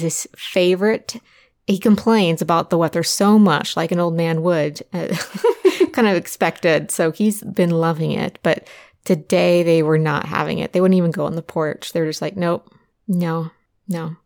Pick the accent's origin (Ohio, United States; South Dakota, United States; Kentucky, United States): Ohio, United States; Southern; I grew up in Southern Ohio